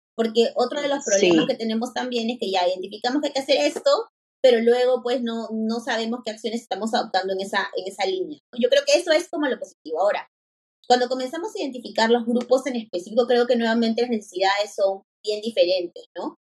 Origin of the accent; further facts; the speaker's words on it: Lima, Peru; yo soy de Lima